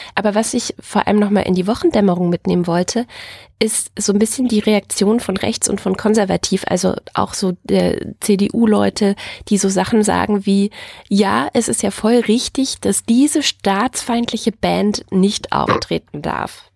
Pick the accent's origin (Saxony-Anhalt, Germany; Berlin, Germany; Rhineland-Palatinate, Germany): Saxony-Anhalt, Germany; Dessau-Wörlitz Garden Realm; moved away; in meiner alten Heimat, also ich sagte ja gerade schon so halb DDR, halb Westen, weißt du ja, ähm, nämlich im Dessau-Wörlitzer Gartenreich, so heißt es heute, also früher hieß, hieß das einfach das Kaff